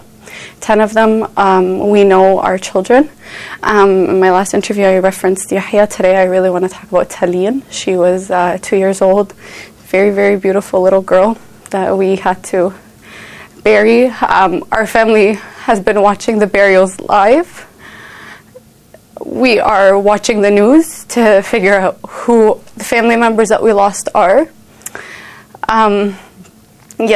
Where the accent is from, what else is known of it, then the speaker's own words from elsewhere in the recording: Rafah, Gaza Strip, Palestine; now in Canada; I was born in Rafah, so in southern Gaza